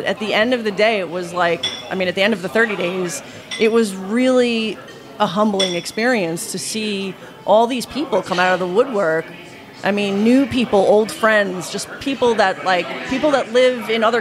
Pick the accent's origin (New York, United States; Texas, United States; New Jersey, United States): New York, United States; New York City; moved away as an adult; now in Los Angeles, United States; I'm not from Italy. I'm from New York.